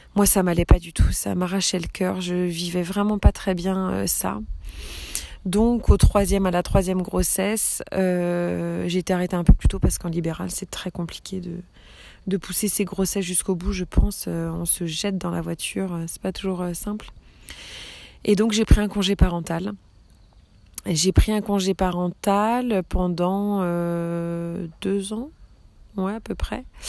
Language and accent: French; Brittany, France; also born or lived in the islands; j'ai 34 ans, je suis bretonne